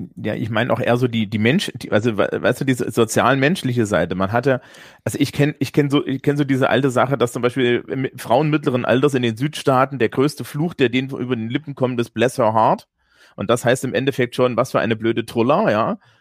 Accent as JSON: {"language": "German", "country": "Germany", "said": "als Deutscher"}